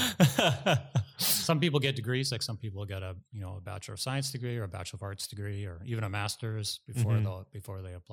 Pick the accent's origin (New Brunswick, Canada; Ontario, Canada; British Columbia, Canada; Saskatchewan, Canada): British Columbia, Canada; Tsawwassen; also born or lived in Langley, British Columbia; I'm a local boy. I grew up in Tawasin. That's my hometown.